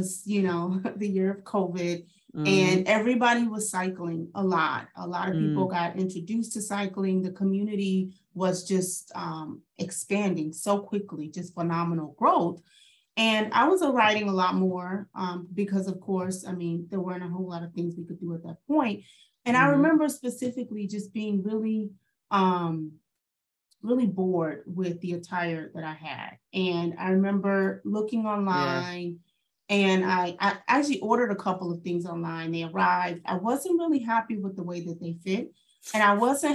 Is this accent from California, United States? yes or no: no; St. Louis, Missouri, United States; moved away; So I'm from St. Louis originally